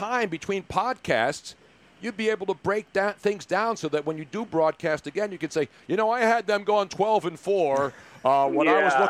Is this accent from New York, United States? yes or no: no; Philadelphia, Pennsylvania, United States; I'm from Philly. I'm from Philly, and I'm Italian, Joe.